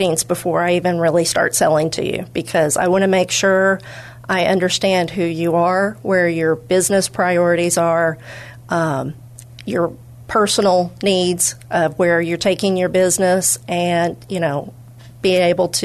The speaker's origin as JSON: {"language": "English", "town": "Flaherty", "region": "Kentucky", "country": "United States", "also_born_or_lived": "Indiana", "moved": "yes", "lives_now": "San Antonio, United States", "said": "I'm originally from Flaherty, Kentucky"}